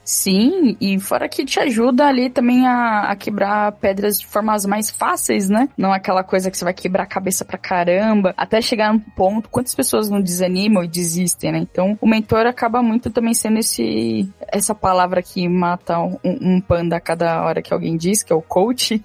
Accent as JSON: {"language": "Portuguese", "region": "São Paulo", "country": "Brazil", "said": "eu sou aqui de São Paulo"}